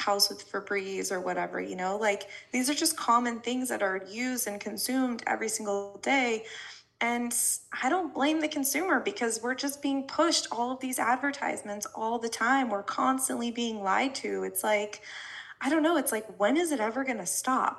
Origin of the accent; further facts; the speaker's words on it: Colorado, United States; I grew up in Colorado, like, surrounded by cornfields